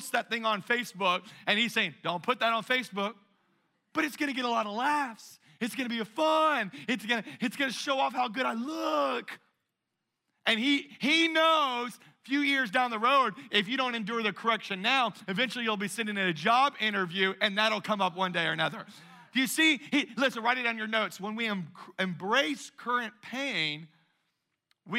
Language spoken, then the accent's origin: English; Louisiana, United States; my family, we're from Louisiana